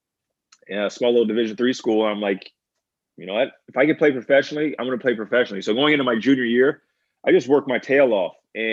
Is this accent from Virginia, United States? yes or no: yes; Virginia, United States; born there; also born or lived in Maryland / Pennsylvania / New York / Louisiana; I was born in Virginia, moved to Maryland, went to Pennsylvania, went to upstate New York, down to Louisiana, and finally settled in New